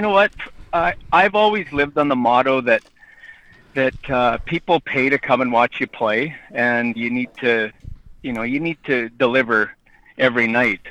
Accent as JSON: {"language": "English", "town": "Edam", "region": "Saskatchewan", "country": "Canada", "tie": "born or raised there", "said": "in my hometown."}